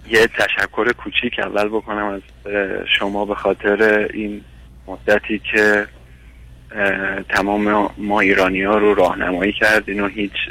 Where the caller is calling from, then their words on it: Iran; من از ایران هستم